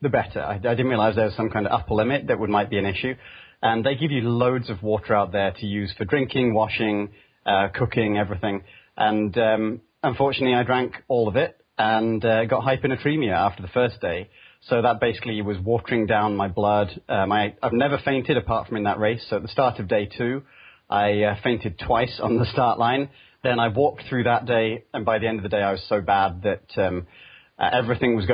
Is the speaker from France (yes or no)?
no; United Kingdom; moved away as an adult; also born or lived in London; now in California, United States; I come from the UK, you can probably tell that from my accent, but I live over in California now on the east edge of the Bay Area